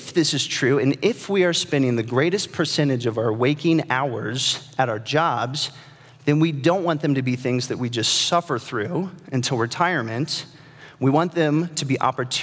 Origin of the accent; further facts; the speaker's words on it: Nebraska, United States; I'm from Nebraska